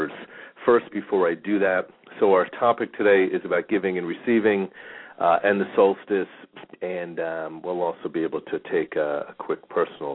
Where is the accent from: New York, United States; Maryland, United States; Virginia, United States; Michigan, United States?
New York, United States; now in Phoenix, United States; We grew up in New York